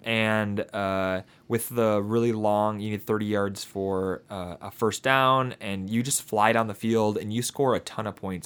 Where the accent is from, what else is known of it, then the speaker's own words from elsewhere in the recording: near Detroit, Southeast Michigan, United States; we are from the Southeast Michigan area.